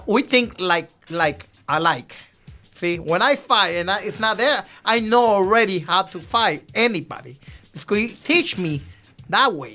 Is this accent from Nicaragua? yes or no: yes; Nicaragua; also born or lived in Chicago; now in Miami, United States; I'm from Nicaragua